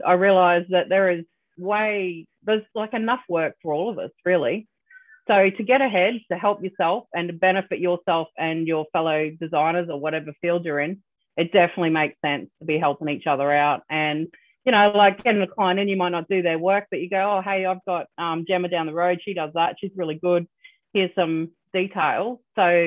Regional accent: Australia; I'm Australian

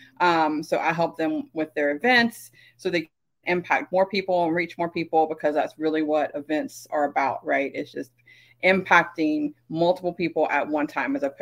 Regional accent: South Carolina, United States; now in Las Vegas, United States; I'm originally from South Carolina. I now live in the fabulous Sin City, Las Vegas

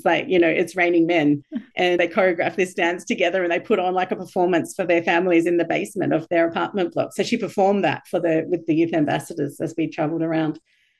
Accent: Bethlehem, West Bank, Palestine; So being a minority Christian growing up in Palestine, you know, in Bethlehem, in the place where Jesus was born.

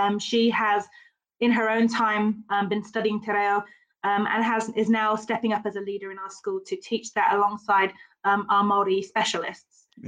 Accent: United Kingdom; now in New Zealand; being British, I don't have a huge amount of te reo in my background

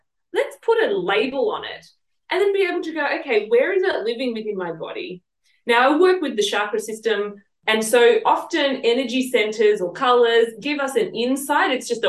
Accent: Sydney, New South Wales, Australia; accent: Southwest Sydney; moved away as an adult; now in Sunshine Coast, Australia; come from Southeast Sydney or Southwest Sydney, I should say. And, you know, it was a little bit of a ghetto sometimes.

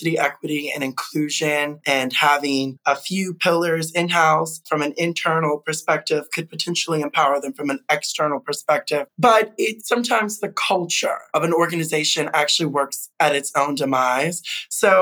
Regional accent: Chicago, Illinois, United States; I am a U.S. citizen, born and raised in the Midwest, Chicago

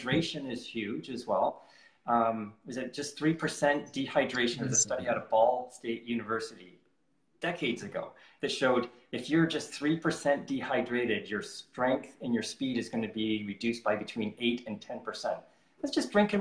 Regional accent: Canada; I'm from Canada

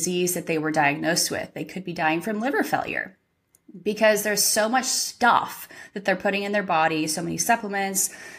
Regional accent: California, United States; moved away; I'm originally from California and I grew up golfing from the young age of probably 9

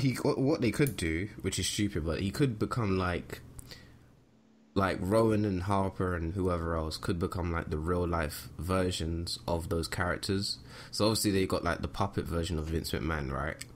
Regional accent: United Kingdom; we are, we are British

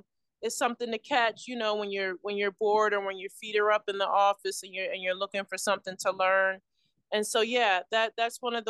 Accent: Philadelphia, Pennsylvania, United States; I was born in West Philadelphia, and my mom, you know, she went to high school in West Philadelphia

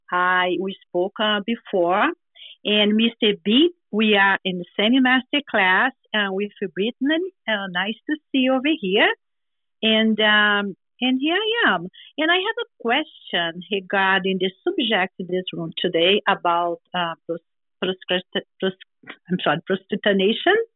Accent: Brazil; moved away as an adult; now in United States; uh, I'm from Brazil. Came to United States 21 years ago at age 38

